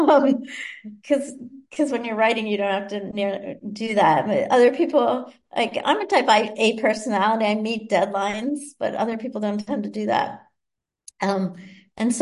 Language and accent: English; Boston, Massachusetts, United States; I grew up in Boston